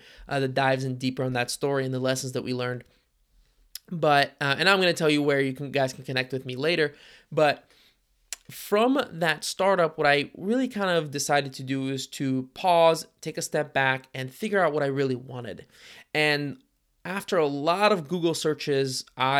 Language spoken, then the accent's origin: English; Cincinnati, Ohio, United States; I grew up in Cincinnati, Ohio, and we have a pretty healthy startup ecosystem here.